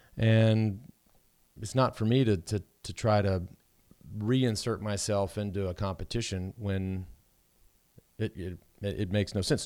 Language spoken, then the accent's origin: English; Texas, United States; having grown up in hot temps